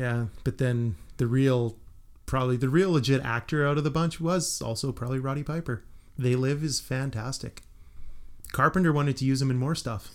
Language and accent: English; Western Canada, Canada; we are from Western Canada